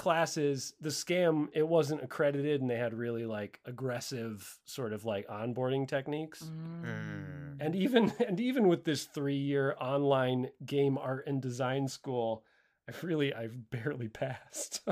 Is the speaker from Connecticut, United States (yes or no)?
yes; Connecticut, United States; I grew up in Connecticut, so I was still living in my hometown at this time